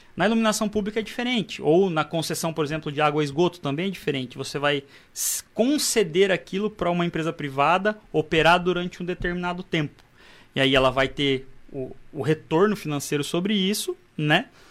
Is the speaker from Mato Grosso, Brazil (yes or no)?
yes; Mato Grosso, Brazil; eu era do Mato Grosso